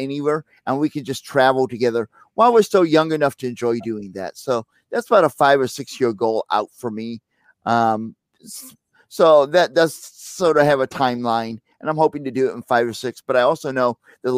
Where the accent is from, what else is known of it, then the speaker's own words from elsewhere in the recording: St. Louis, Missouri, United States; moved away; I'm from St. Louis originally